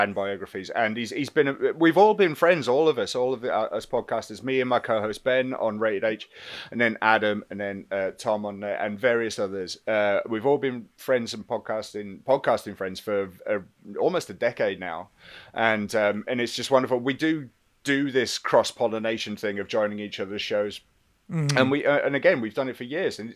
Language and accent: English; England, United Kingdom; being English